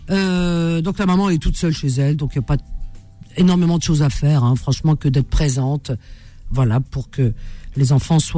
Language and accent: French; Batna, Batna Province, Algeria; now in Algiers, Algeria; je dirais jusqu'à Batna. je suis originaire de Batna.